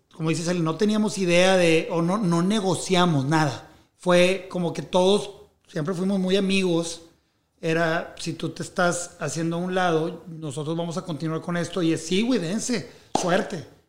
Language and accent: Spanish; Mexico; siendo un artista mexicano